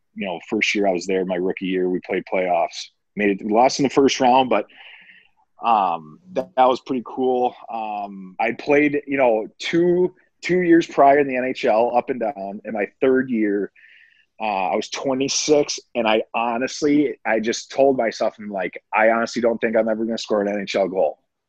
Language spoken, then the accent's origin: English; Minnesota, United States; I got to play it against the Wild. So playing against my hometown team, that was pretty special.